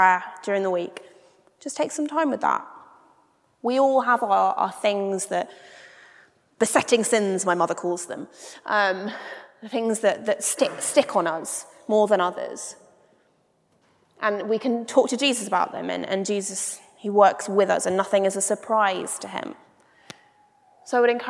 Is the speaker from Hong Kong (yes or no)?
no; United Kingdom; as a British person